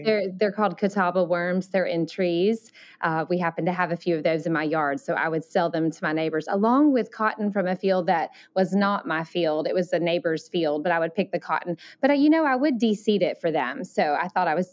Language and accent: English; Alabama, United States; accent: Southern; moved away as an adult; also born or lived in Thailand; I grew up in Alabama, so that's where my Southern